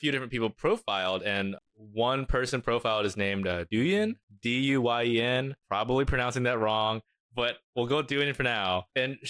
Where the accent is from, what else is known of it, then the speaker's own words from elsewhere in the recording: Oakland, California, United States; I just need some local news about my hometown, Oakland.